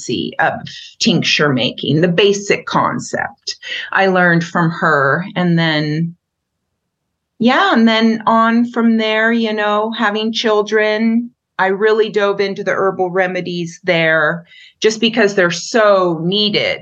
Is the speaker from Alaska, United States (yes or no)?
yes; Wrangell, Alaska, United States; now in Montana, United States; I grew up on Wrangell Island in southeast Alaska, and our house was in the woods and on the beach.